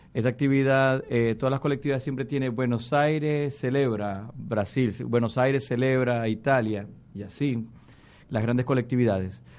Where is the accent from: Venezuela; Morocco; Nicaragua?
Venezuela; moved away as an adult; con nuestros compatriotas venezolanos